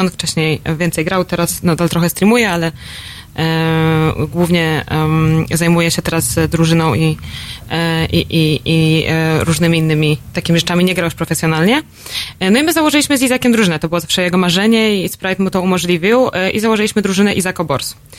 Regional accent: Poland; jestem z Polski

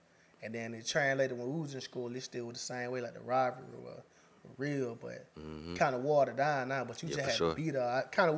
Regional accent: Wilcox County, Georgia, United States; moved away as an adult; now in Macon, United States; I'm from the country, man. I'm from Wilco by way of Deadwood, you know what I'm saying? I'm in Macon now. Though a lot of motherfuckers think I'm from Macon. I've been out here since 2017, but nah, I'm from Wilco.

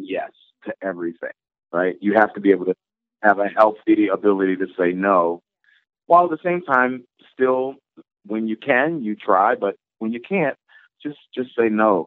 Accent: Baltimore, Maryland, United States; a community in Baltimore, my hometown

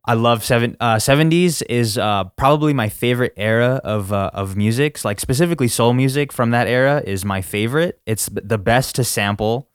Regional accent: United States; as an American, we only learn English

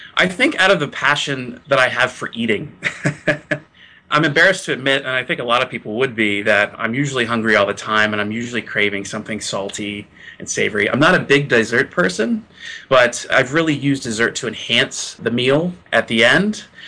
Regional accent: Gettysburg, Pennsylvania, United States; I'm from Gettysburg, Pennsylvania

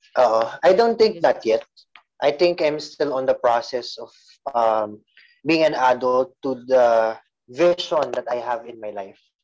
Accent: San Jose del Monte, Central Luzon, Philippines; taga San Jose del Monte, Bulacan.

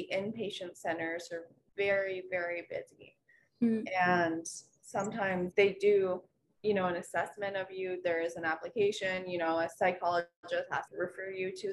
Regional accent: Rockville, United States; my hometown of Rockville

